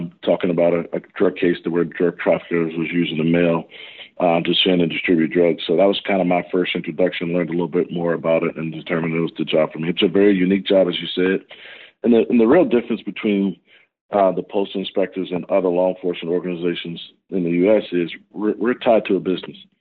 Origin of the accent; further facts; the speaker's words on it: southern Virginia, United States; I grew up here in America and the state of Virginia. And in the southern part of the state of Virginia where I grew up, it's kind of a rural area.